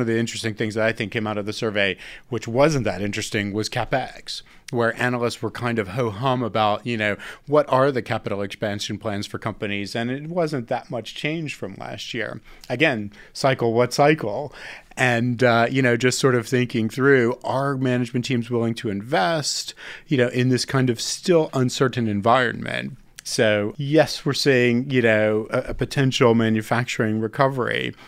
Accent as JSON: {"language": "English", "country": "United States", "said": "being American myself"}